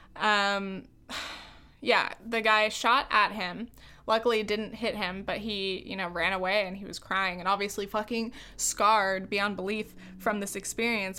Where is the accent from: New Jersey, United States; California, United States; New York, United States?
California, United States; I'm a white woman from the United States. I'm from California.